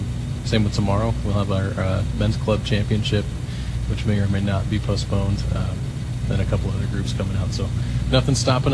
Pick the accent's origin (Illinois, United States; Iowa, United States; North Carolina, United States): Iowa, United States; You know, we're from Iowa.